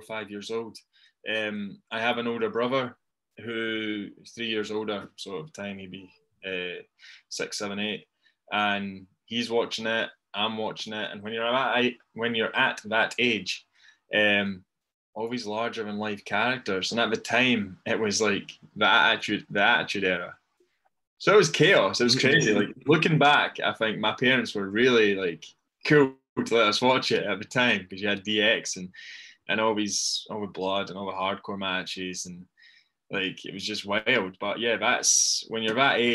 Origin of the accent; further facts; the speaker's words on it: Dunfermline, Scotland, United Kingdom; I'm from Dunfermline